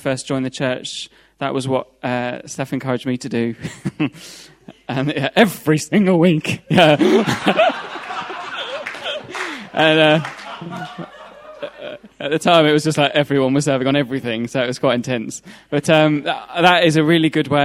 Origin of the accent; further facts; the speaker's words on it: Leicester, East Midlands, United Kingdom; now in London, United Kingdom; I'm from Leicester.